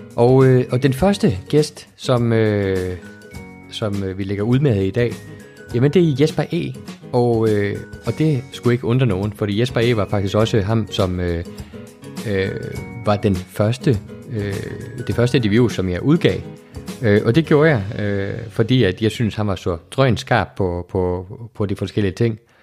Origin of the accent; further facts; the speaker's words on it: Iceland; jeg er opvokset i Island